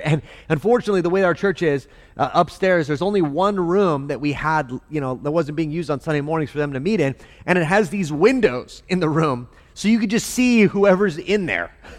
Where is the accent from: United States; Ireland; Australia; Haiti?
United States; El Paso, Texas; I grew up in El Paso